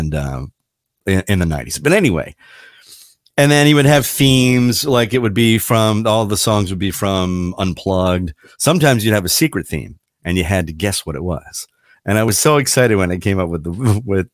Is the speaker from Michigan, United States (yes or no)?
no; Frederick, Maryland, United States; moved away; You're coming to my hometown